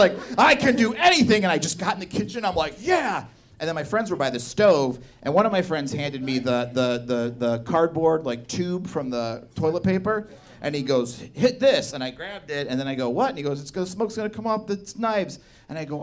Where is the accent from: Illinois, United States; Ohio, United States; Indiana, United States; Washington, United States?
Indiana, United States; now in Chicago, United States; I'm from Indiana